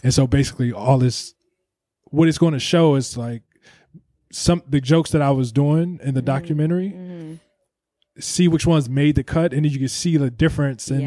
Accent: Ohio, United States; I'm from Ohio.

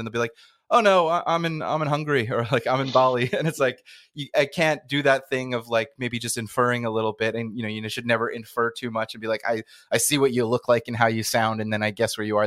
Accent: Canada; I'm in Canada, back in my, my hometown, not nomading right now

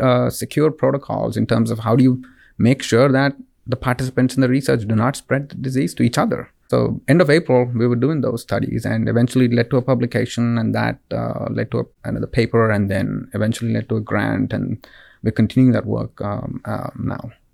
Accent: Bangalore, Karnataka, India; moved away; I'm originally uh, from Bangalore, India. So it's a city in the southern part of India.

